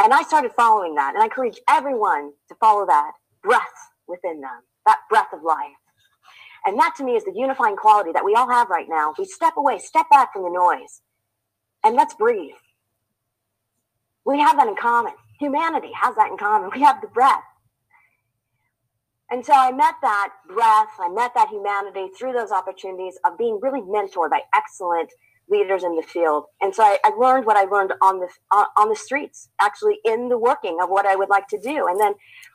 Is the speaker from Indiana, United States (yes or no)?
yes; Indiana, United States; moved away; I'm from Indiana originally, dairy farm, still in the family